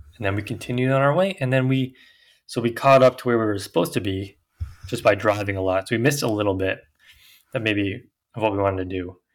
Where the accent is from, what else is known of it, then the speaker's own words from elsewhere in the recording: Victoria, British Columbia, Canada; we're from Victoria.